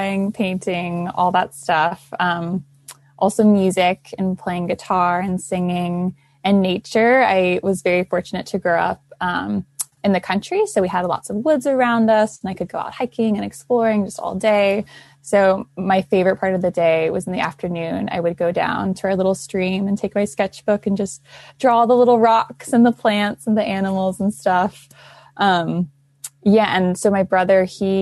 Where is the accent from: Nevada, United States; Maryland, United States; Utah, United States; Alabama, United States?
Maryland, United States; Central; I'm 20 years old and I grew up in Central Maryland with my mom and my dad